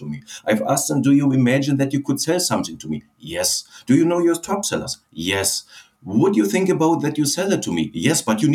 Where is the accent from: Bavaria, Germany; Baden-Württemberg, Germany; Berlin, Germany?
Berlin, Germany; English is a second language; moved away as an adult; originally I'm from Berlin